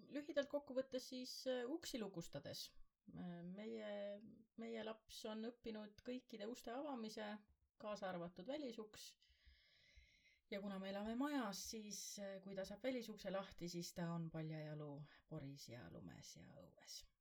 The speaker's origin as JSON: {"language": "Estonian", "town": "Võru", "region": "Võru County", "country": "Estonia", "also_born_or_lived": "Tallinn", "moved": "yes", "lives_now": "Mustvee area, Estonia", "said": "me oleme ise mõlemad maakad, mina olen Võrust"}